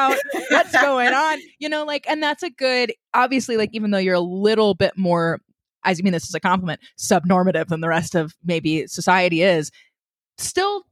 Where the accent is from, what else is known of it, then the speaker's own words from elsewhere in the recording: the Ozarks, United States; I grew up in the Ozarks.